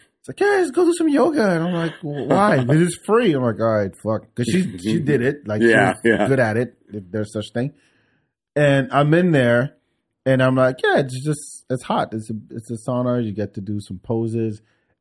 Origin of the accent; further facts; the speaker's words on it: France; moved away; friends I grew up with in France.